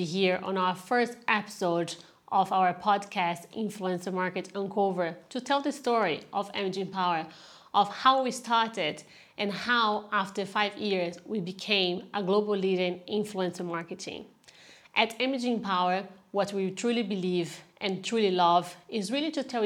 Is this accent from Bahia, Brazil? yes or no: no; Ribeirão Preto, São Paulo, Brazil; moved away as an adult; now in London, United Kingdom; I was born in Brazil in a city called Ribeirão Preto. It's a countryside on the state of São Paulo.